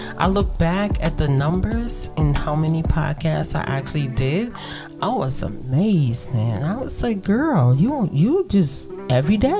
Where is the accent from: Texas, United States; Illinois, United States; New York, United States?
New York, United States; New York City; I was raised in Brooklyn in the projects